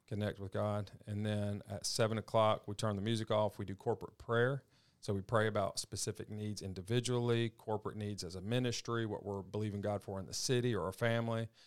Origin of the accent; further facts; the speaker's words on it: Madison, Mississippi, United States; I grew up in Madison, Mississippi.